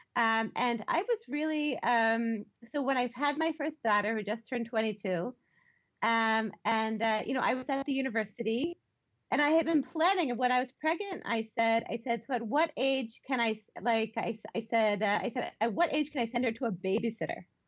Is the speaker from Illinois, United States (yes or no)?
no; Baltimore, Maryland, United States; I grew up in Baltimore um, in a conservative Jewish family.